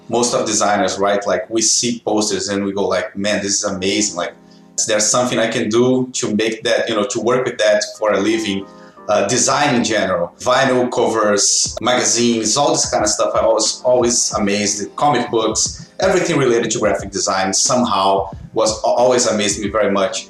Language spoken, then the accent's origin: English; Rio de Janeiro, Brazil; moved away as an adult; also born or lived in United States; now in Toronto, Canada; I'm from Rio, Brazil. I moved to Canada about 5 years and a half ago